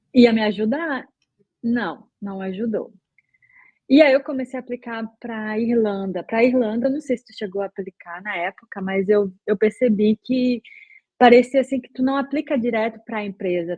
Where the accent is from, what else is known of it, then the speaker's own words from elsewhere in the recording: Belém, Pará, Brazil; moved away as an adult; also born or lived in Porto Alegre, Brazil; now in Berlin, Germany; eu sou de Belém do Pará, terra da Joelma